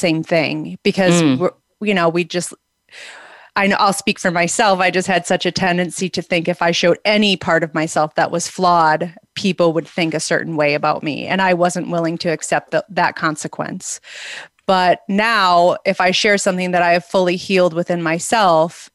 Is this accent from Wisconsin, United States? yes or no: yes; outside of Milwaukee, Wisconsin, United States; moved away as an adult; now in Arizona, United States; I grew up outside of Milwaukee in Wisconsin, and about 20 years ago, I moved to Arizona